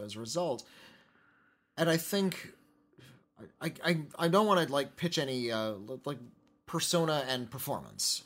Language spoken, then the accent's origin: English; United States; we are from the United States